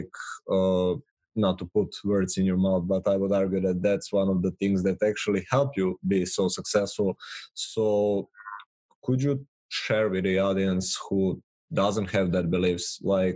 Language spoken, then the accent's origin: English; Serbia; growing up in Serbia